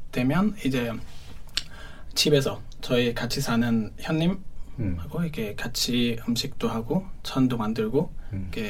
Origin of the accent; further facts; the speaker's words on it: Syria; Korean is a second language; moved away as an adult; now in Jeju, South Korea; 저는 어, 시, 2012년에 한국에 처음 입국하고